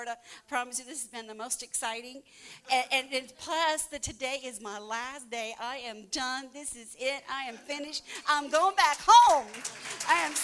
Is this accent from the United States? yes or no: no; Canada; now in Guatemala; I'm from Canada